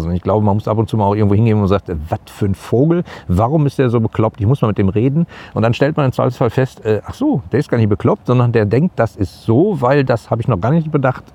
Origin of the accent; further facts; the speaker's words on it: Gladbeck, North Rhine-Westphalia, Germany; bei uns in, in Gladbeck, wo ich groß geworden bin